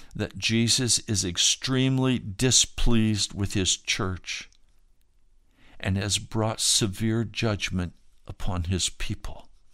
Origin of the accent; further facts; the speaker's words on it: United States; We as American Christians